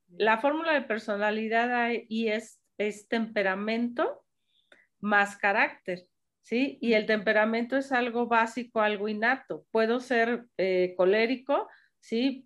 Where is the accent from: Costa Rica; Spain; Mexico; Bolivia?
Mexico; somos mexicanos